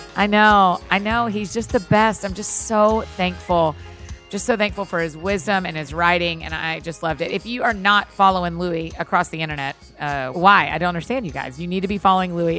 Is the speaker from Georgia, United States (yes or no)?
yes; Kennesaw Mountain area, Georgia, United States; moved away; I am in my hometown